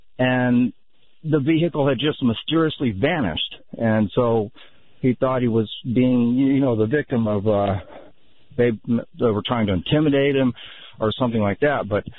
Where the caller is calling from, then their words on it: Gulf Shores, Alabama, United States; I'm actually calling from the Gulf Coast here in Gulf Shores, Alabama.